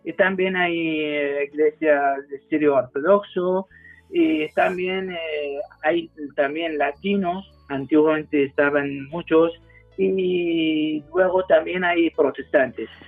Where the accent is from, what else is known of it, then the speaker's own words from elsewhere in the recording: Spain; born there; yo creo que nací aquí